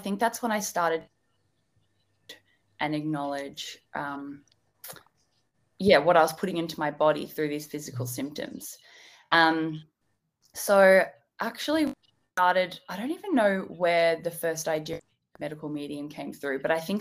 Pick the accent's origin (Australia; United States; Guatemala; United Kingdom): Australia; Melbourne, Victoria; I'm from Melbourne as well